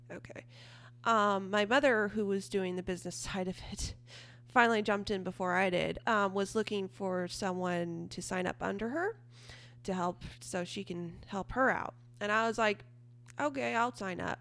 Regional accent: Eureka, California, United States; I am from Eureka, California, which is in Northern California, Humboldt County.

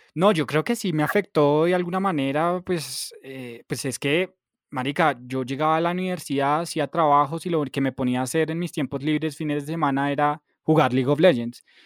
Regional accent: Bogotá, Colombia; yo soy 100% bogotano, a mucho honor, hijo de madre

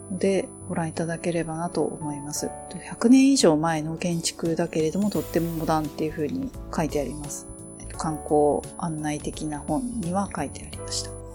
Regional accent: Enoden line area, Kanagawa, Japan; 私も地元ではあるんで

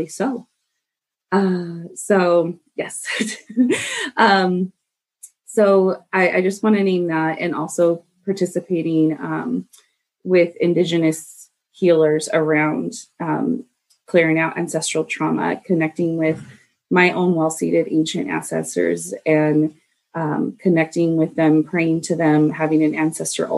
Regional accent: United States; I was raised in the United States

